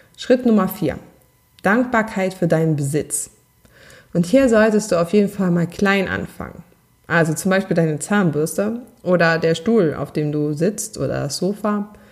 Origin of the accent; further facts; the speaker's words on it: Saarland, Germany; accent: Saarland dialect; ich meinen saarländischen Dialekt trotz ähm, Übung nicht ganz abstellen konnte.